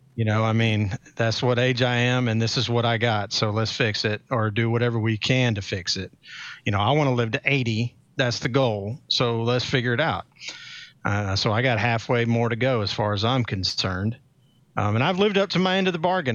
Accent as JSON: {"language": "English", "town": "Atlanta", "region": "Georgia", "country": "United States", "said": "I'm local, obviously, 'cause I'm from Atlanta"}